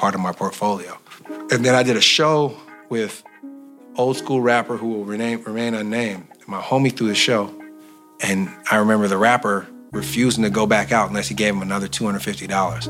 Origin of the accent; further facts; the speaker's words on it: Oakland, California, United States; we're men from East Oakland who grew up in the worst era of the most dangerous era of East Oakland